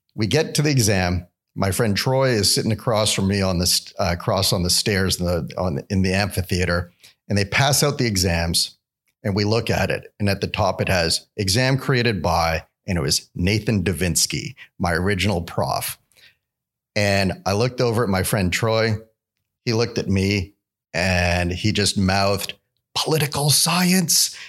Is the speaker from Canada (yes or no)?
yes; Vancouver, British Columbia, Canada; moved away as an adult; now in Alabama, United States; growing up in Vancouver